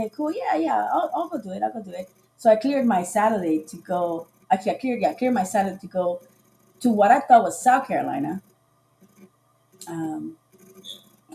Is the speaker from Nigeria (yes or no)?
no; Costa Rica; moved away; also born or lived in Sarasota, Florida / Florida; I'm originally from Costa Rica